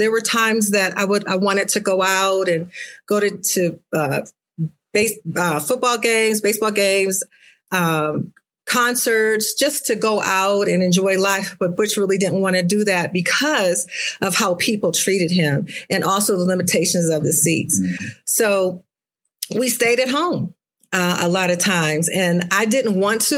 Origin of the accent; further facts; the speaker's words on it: Akron, Ohio, United States; I'm from Akron, Ohio, home of LeBron James